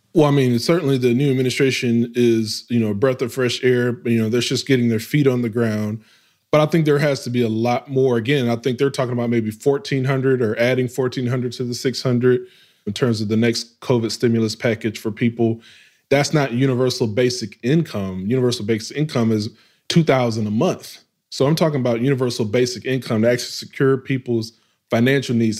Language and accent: English; West Memphis, Arkansas, United States; moved away; also born or lived in Baltimore / Atlanta, Georgia / Houston, Texas; my hometown, West Memphis, Arkansas, is this small, it's like 30,000 folks